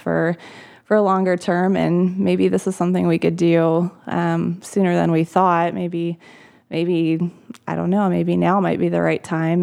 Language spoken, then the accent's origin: English; Michigan, United States; I'm from Michigan originally. I grew up in Michigan.